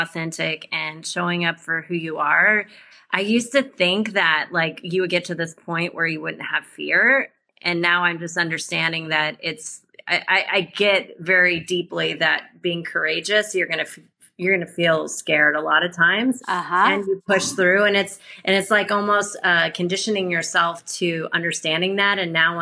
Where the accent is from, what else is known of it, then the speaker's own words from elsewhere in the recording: Columbia, Missouri, United States; moved away as an adult; also born or lived in San Diego; I'm originally from Columbia, Missouri. It's a small town in the Midwest